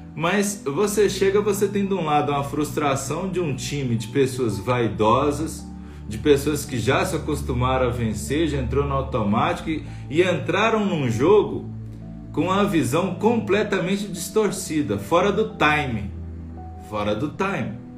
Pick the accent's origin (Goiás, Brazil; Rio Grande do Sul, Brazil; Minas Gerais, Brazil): Minas Gerais, Brazil; Bom Sucesso; now in Brasília, Brazil; eu sou de bom sucesso, eu sou do interior de Minas, né, da cidadezinha 180 assim quilômetros de BH